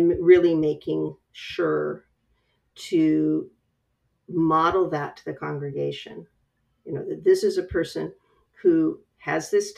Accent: West Coast, United States; I come from the West Coast

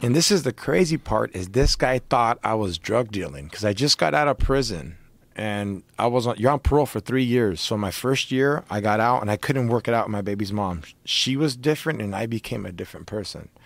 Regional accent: Orange County, California, United States; I'm fucking from Orange County

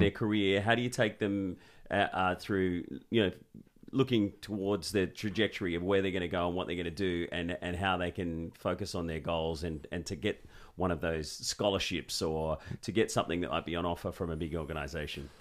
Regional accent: Sydney, New South Wales, Australia; I grew up in Sydney and my dad made me play rugby league.

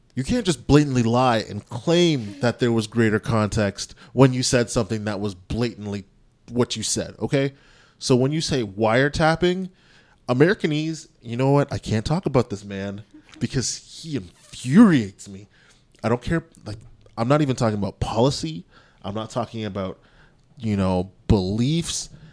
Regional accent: Canada; My parents are from Jamaica. I was born in Canada

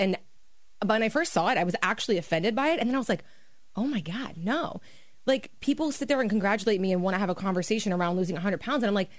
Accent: Miami, Florida, United States; moved away as an adult; now in South Jersey, United States; I'm from Miami, right?

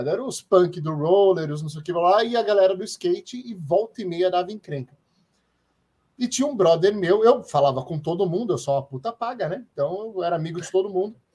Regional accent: Santos, São Paulo, Brazil; Eu, eu, cresci em Santos, hein?

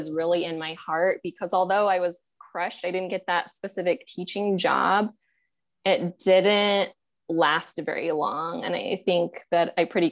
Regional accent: Montana, United States; moved away as an adult; also born or lived in New Jersey; now in Austin, United States; I was born and raised in Montana

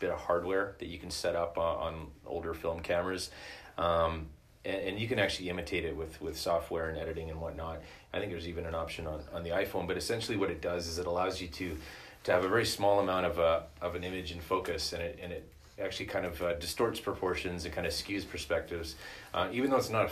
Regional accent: Canada; us as, like, Canadian viewers

